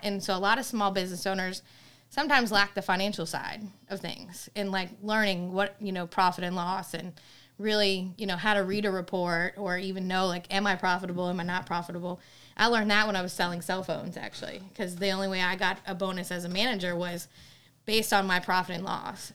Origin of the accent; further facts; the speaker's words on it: Maine, United States; moved away as an adult; now in Virginia, United States; I'm from Maine. I moved here in Virginia in two thousand nine